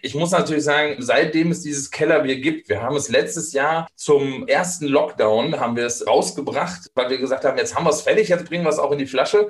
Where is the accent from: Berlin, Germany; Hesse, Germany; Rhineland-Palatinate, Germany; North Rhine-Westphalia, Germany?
North Rhine-Westphalia, Germany; Steinfurt; ich bin aufgewachsen in der Nähe von Münster, in, in Steinfurt heißt es heute. Früher sagte man noch Borkhorst